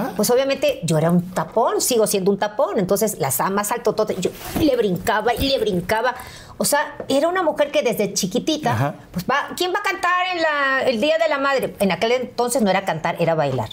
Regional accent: Veracruz, Mexico; moved away; llegué a donde yo nací, a la Beneficencia Española, allí en Veracruz

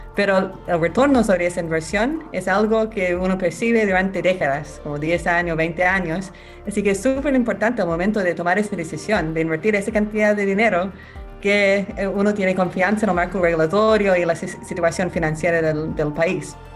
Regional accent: Australia; Spanish is a second language; moved away as an adult; now in Chile; yo soy abogada australiana, vine de Chile hace en 12 años

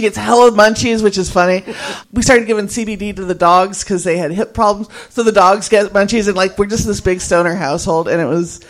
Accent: California, United States; now in New York, United States; Like, I am coming from California. I walked into the dorm and we just started crying.

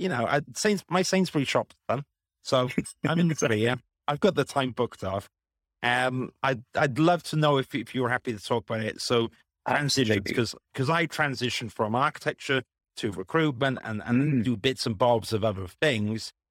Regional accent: Wales, United Kingdom; moved away as an adult; also born or lived in London; I grew up in Wales, and I was like, oh, I'm going to study in London

